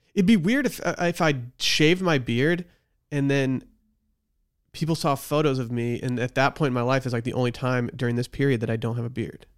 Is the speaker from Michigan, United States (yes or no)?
yes; Northern Michigan, United States; now in Austin, United States; it's in my hometown in Michigan